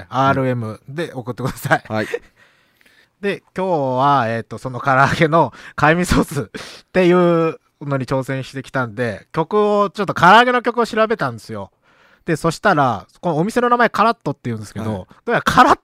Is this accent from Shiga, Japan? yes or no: yes; Otsu, Shiga, Japan; 僕、大津出身なんですけどね。